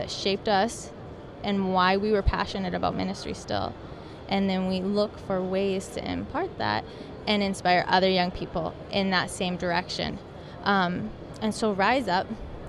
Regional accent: North Dakota, United States; born and raised in North Dakota

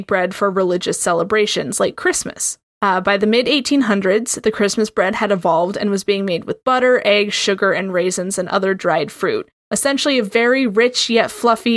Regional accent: United States; I am from America.

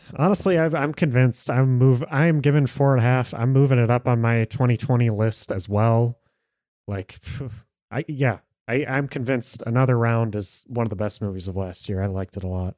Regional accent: United States

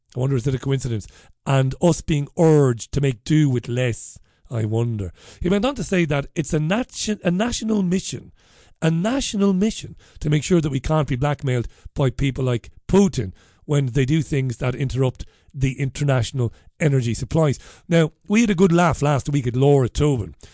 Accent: Ireland; now in United Kingdom; I'm an Irishman living in this country. I'm a migrant.

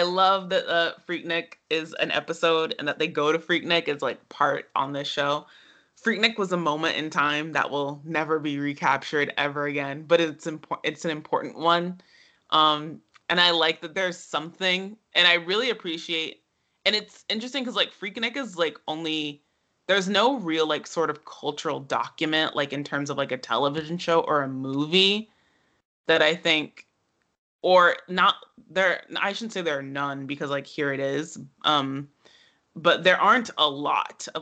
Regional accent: Atlanta, Georgia, United States; I'm from Atlanta

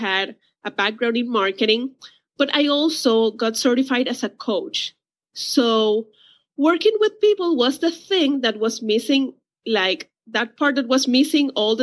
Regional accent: Puerto Rico; I'm from Puerto Rico.

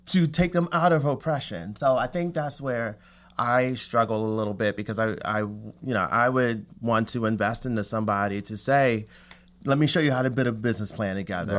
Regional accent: Philadelphia, Pennsylvania, United States; moved away; I grew up in Philly

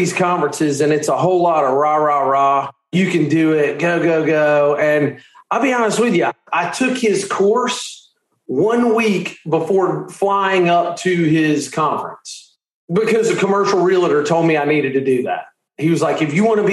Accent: Charleston, South Carolina, United States; I'm from Charleston, South Carolina.

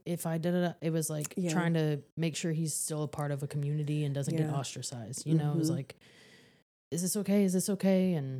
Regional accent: Tennessee, United States; Like growing up in Tennessee, we did not get snow.

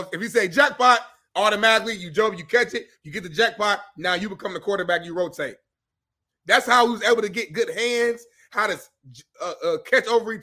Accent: Indiana, United States; I'm from Indiana

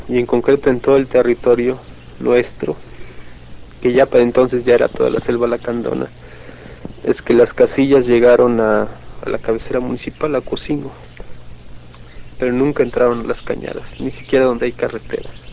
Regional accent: Mexico

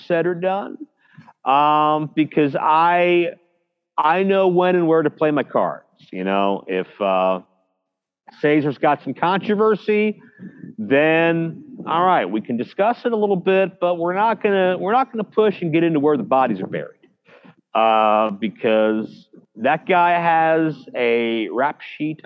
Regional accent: Pittsburgh, Pennsylvania, United States; my hometown of Pittsburgh, PA

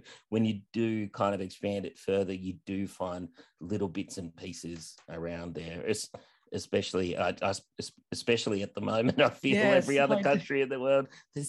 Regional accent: Australia; but as an Australian-American, I would draw comparisons about your experience in America

